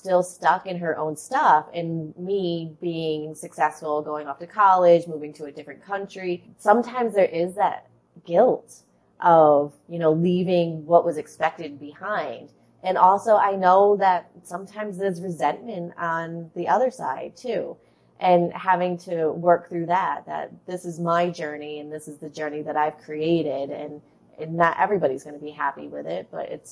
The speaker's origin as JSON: {"language": "English", "region": "Rhode Island", "country": "United States", "tie": "born or raised there", "accent": "Boston", "said": "So I grew up in Rhode Island, and that's where I'm really close to Boston. So that's where you get the Boston accent from."}